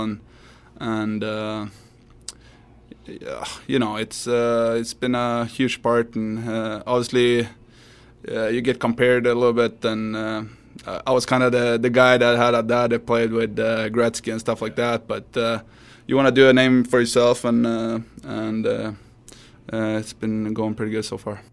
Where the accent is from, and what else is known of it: Sweden; moved away